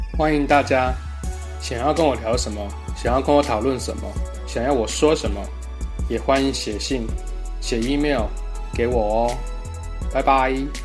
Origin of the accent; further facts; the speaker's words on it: Taiwan; 有些字跟我们台语很像